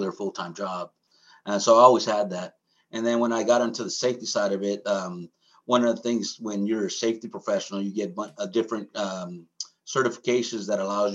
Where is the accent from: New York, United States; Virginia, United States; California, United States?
California, United States; San Francisco Bay Area; I grew up in San Francisco Bay Area.